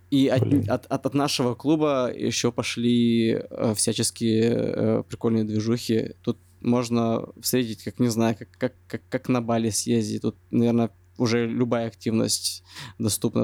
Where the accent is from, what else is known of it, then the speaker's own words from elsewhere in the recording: Russia; moved away as an adult; now in Da Nang, Vietnam; Я сказал, из России